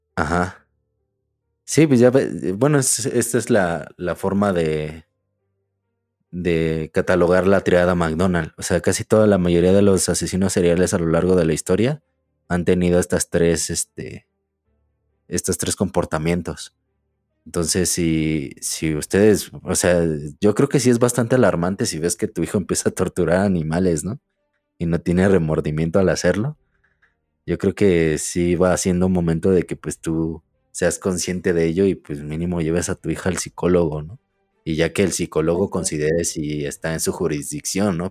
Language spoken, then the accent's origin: Spanish; Ecatepec, State of Mexico, Mexico; De Catepec.